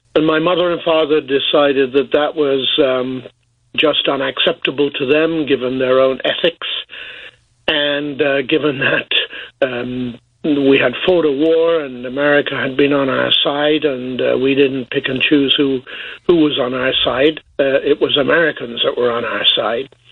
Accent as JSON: {"language": "English", "town": "Boston", "region": "East Midlands", "country": "United Kingdom", "tie": "born or raised there", "moved": "yes", "said": "my family were living in uh, Boston, England"}